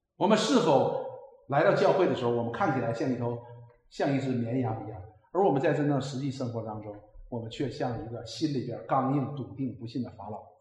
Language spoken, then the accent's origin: Chinese; China; 我们中国人